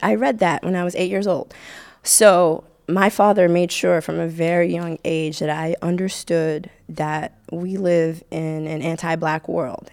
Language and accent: English; Haiti; now in United States; I grew up in Haiti